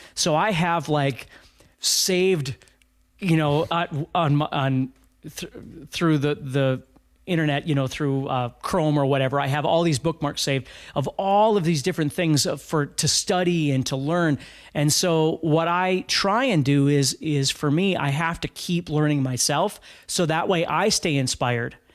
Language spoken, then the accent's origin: English; Fargo, North Dakota, United States; I'm from Fargo, North Dakota